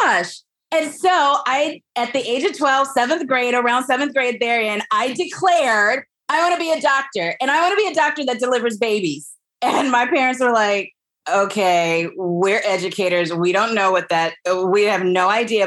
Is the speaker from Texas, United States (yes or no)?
no; Huntsville, Alabama, United States; So I grew up in Alabama. I'm from Huntsville, Alabama